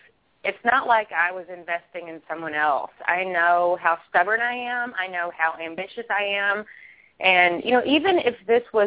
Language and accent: English; Kentucky, United States; I'm from Kentucky.